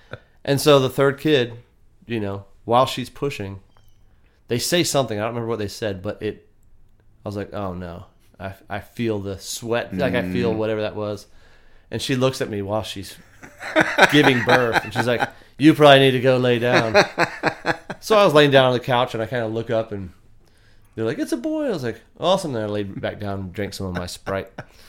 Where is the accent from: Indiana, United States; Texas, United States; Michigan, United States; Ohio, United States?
Texas, United States; growing up in Texas, I grew up hunting, and we lived on a farm and had some cows.